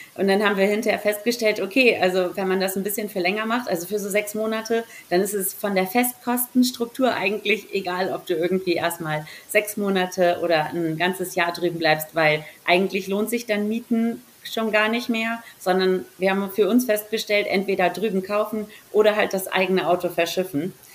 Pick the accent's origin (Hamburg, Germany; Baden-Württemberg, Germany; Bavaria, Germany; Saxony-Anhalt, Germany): Hamburg, Germany; moved away as an adult; now in Salzburg, Austria; komme ursprünglich aus Hamburg, bin eigentlich eine Hamburger deren da aufgewachsen und groß geworden